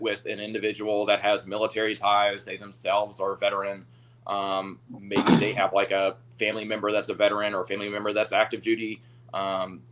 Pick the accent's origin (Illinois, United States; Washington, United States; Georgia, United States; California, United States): Georgia, United States; Atlanta; now in Cartersville, United States; I'm from Atlanta, born and raised.